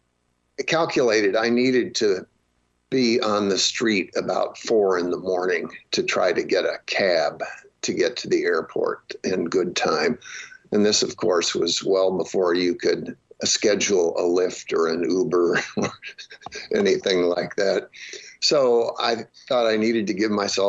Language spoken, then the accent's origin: English; United States